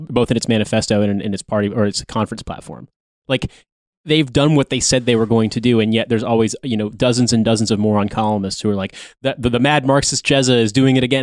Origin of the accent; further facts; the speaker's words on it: United States; as an American